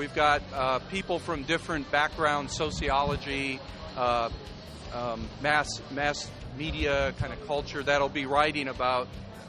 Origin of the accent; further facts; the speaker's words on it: South Dakota, United States; moved away as an adult; also born or lived in South Carolina; now in Spartanburg, United States; I was born and raised in South Dakota, but I live in South Carolina now. That's where I teach.